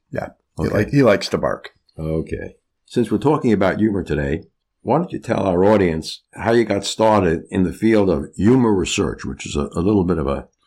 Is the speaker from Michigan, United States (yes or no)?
yes; Michigan, United States; also born or lived in Virginia; Well, I'm from Michigan